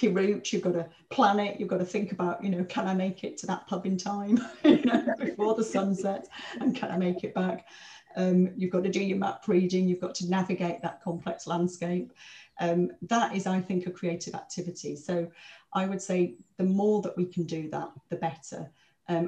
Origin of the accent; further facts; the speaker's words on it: Blackpool, North West England, United Kingdom; also born or lived in King's Cross, London; now in London, United Kingdom; I'm from Blackpool. I grew up next to one of the biggest council estates in Blackpool.